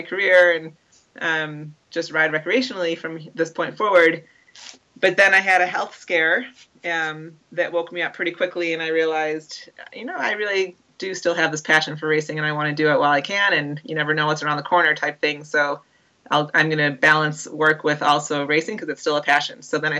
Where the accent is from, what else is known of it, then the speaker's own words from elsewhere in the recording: outside of Chicago, Illinois, United States; growing up outside of Chicago